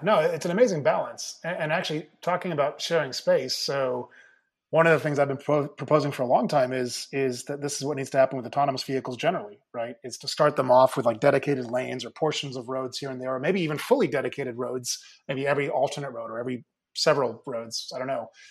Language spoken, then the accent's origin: English; Mill Valley, California, United States; my hometown up in Northern California, if you happen to know the area, uh, Little Mill Valley, just north of the Golden Gate Bridge